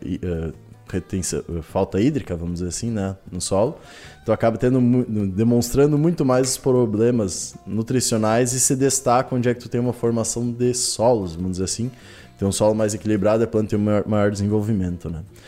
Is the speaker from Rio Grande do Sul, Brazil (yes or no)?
yes; northwest Rio Grande do Sul, Brazil; noroeste ali, que é onde é que sou natural, do Rio Grande do Sul